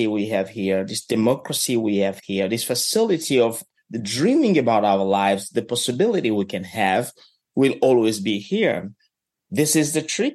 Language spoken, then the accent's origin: English; DR Congo; moved away as an adult; now in Kentucky, United States; somebody who was growing up in the Congo